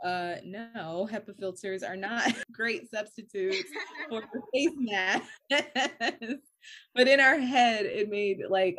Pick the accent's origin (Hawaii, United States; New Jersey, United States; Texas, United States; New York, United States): New York, United States; And you know, we're from New York. Our families are from New York.